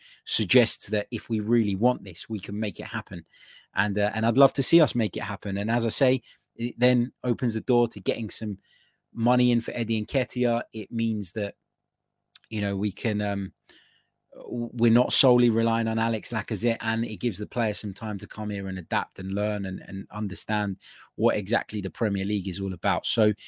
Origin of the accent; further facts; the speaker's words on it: Serbia; English is a second language; I'm from Serbia, and believe me, I know what I'm talking about.